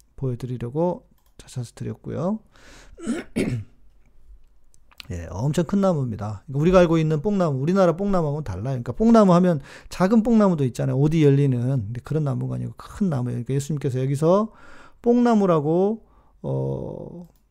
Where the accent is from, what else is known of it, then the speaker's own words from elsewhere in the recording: South Korea; 제가 한국에서 왔다고